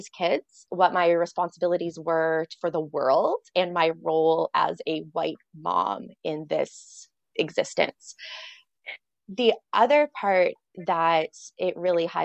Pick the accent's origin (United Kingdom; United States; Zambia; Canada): Canada; I'm Canadian as well